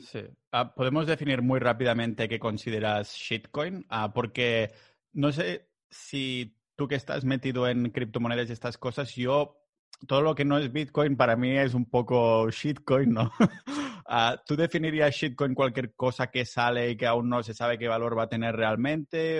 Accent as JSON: {"language": "Spanish", "region": "Catalonia", "country": "Spain", "said": "yo soy catalán"}